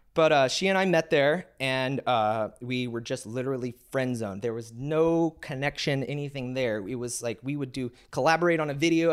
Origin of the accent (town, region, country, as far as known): Texas, United States